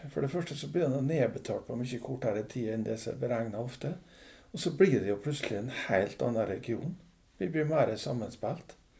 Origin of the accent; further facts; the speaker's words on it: Torvikbukt, Møre og Romsdal, Norway; moved away as an adult; now in Aukra, Norway; jeg er jo nordmøring, opprinnelig fra Torvik bukt. Og vokste opp